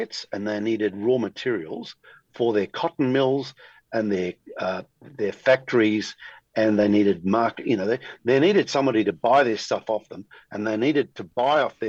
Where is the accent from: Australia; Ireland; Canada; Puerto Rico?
Australia